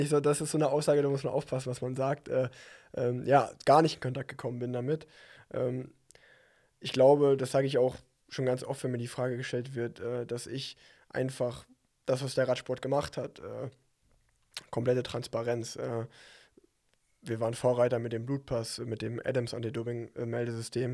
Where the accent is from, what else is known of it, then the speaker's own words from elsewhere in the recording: Unna, North Rhine-Westphalia, Germany; in meiner, meiner Heimatstadt Unna